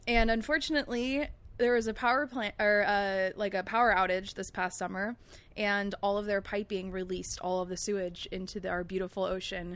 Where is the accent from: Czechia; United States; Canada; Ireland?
United States; Long Beach, California; also born or lived in El Segundo; growing up in Long Beach